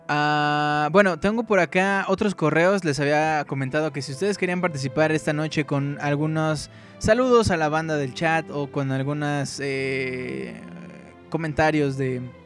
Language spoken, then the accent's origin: Spanish; Mexico City, Mexico; yo no soy hidrocálido, yo soy del Distrito Federal